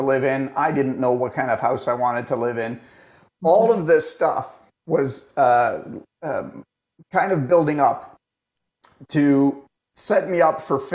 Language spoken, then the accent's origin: English; Toronto, Ontario, Canada; I was born and raised in Toronto